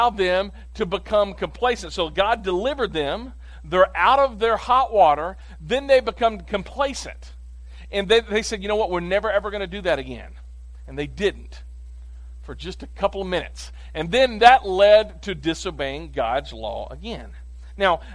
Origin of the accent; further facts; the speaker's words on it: Clarksville, United States; I grew up here in Clarksville. I went to Clarksville High